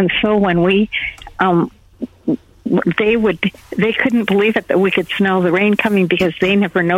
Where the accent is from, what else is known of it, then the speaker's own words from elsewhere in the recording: Michigan, United States; now in California, United States; No, I came from Michigan.